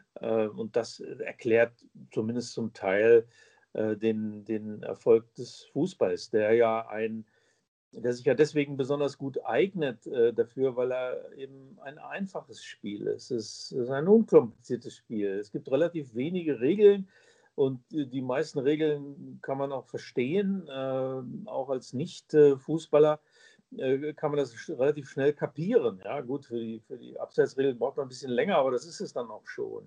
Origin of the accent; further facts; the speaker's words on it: Braunschweig, Lower Saxony, Germany; Eintracht Braunschweig, der Verein meiner Heimatstadt